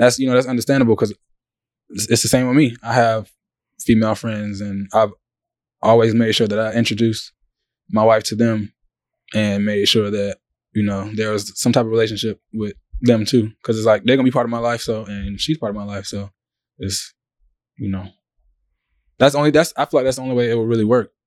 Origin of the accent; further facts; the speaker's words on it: Savannah, Georgia, United States; from Savannah, Georgia.